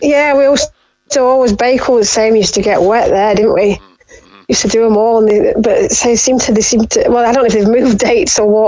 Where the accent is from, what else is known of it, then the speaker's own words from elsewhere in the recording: Derbyshire, East Midlands, United Kingdom; moved away as an adult; now in North Scotland, United Kingdom; We're originally from Derbyshire.